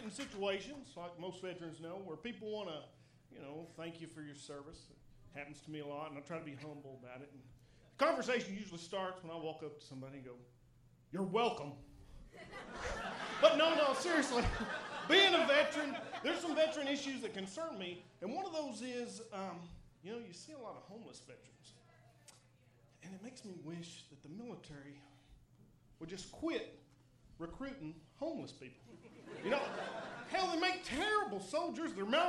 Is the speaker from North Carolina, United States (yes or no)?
no; Midland, Texas, United States; Actually, I'm from Midland, Texas.